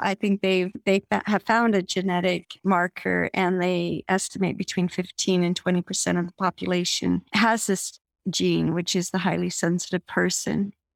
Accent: Evergreen, Colorado, United States; I grew up in Evergreen, Colorado, eh, which is a small mountain town west of Denver

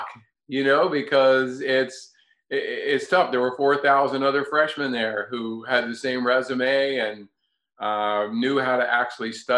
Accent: North Carolina, United States; I grew up in North Carolina for the most part

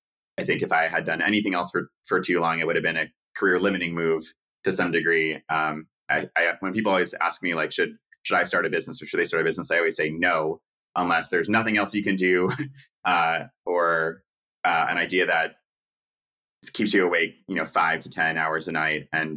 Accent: New York City, New York, United States; I guess I'm a stereotype of a New Yorker in that my parents are also from New York. We are Jewish.

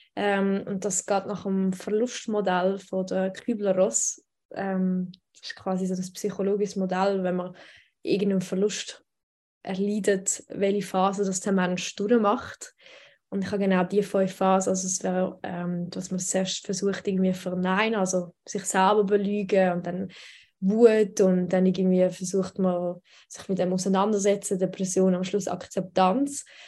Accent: Switzerland; Ich bin aber in der Schweiz geboren und da aufgewachsen

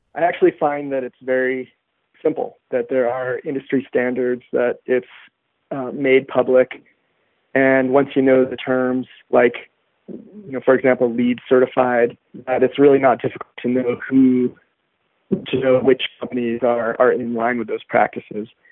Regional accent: Santa Fe, New Mexico, United States; I was born in Santa Fe. It's it's pretty hard to not fit within the stereotype. But yes, my parents were hippies, and I was raised on healthy food

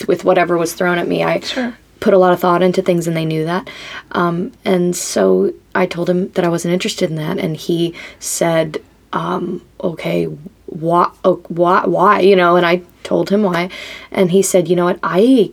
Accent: West Palm Beach, Florida, United States; moved away as an adult; now in Nashville, United States; I'm from West Palm Beach, Florida, originally

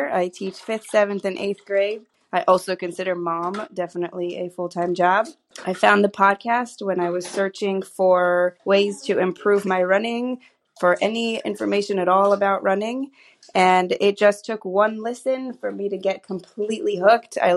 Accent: New York City, New York, United States; I am from the Bronx.

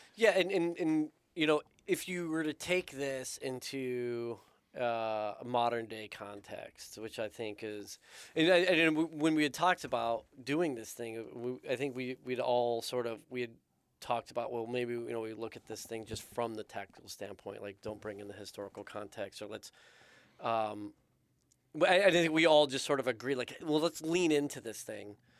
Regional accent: United States; being an American, living in America

